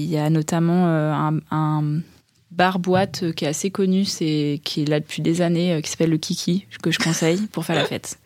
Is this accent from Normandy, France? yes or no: yes; Caen, Normandy, France; moi, je viens de Caen